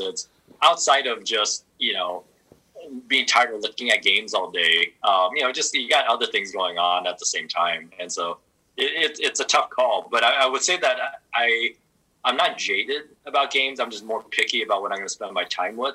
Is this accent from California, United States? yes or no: yes; Southern California, United States; I growing up in Southern California